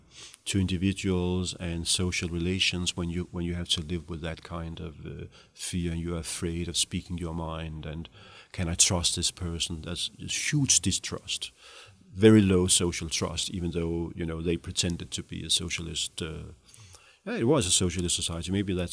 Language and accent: English; Denmark; You know, I grew up in the Danish welfare state in the 70s, 60s, 70s, I never questioned, freedom of speech.